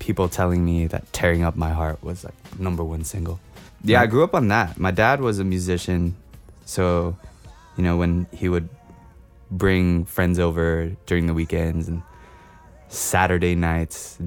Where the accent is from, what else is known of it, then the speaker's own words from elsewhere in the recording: New York City, New York, United States; growing up in New York with music.